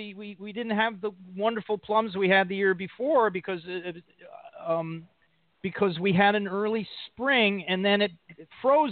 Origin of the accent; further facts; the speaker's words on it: Connecticut, United States; now in New York, United States; I grew up in Connecticut, in New England